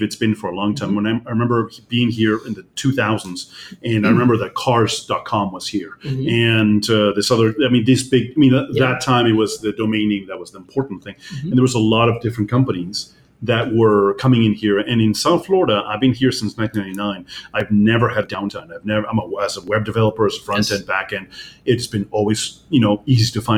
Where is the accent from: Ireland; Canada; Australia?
Canada; Toronto, Ontario; now in Miami, United States; my home country, Toronto